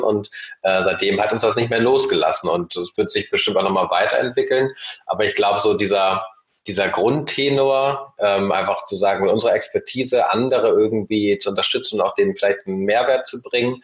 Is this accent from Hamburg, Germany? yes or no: yes; Hamburg, Germany; also born or lived in Norway; ich bin aufgewachsen sowohl im wunderschönen Oldenburg in Norwegen und dann ab dem achten Lebensjahr in Hamburg